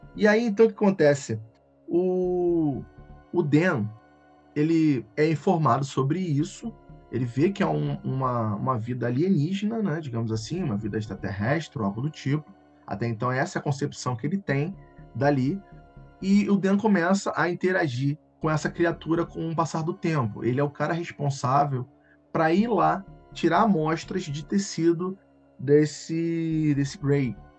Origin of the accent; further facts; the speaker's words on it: Rio de Janeiro, Brazil; accent: carioca; Eu sou, sou daqui do Rio de Janeiro, dá pra ver pelo meu sotaque, né? Carregado, horrível